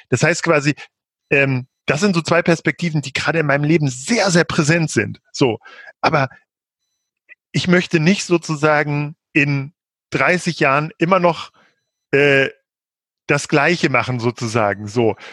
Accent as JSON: {"language": "German", "town": "Peine", "region": "Lower Saxony", "country": "Germany", "tie": "born or raised there", "said": "ich bin quasi in der Nähe von äh, zwischen Hannover und Braunschweig in Peine aufgewachsen."}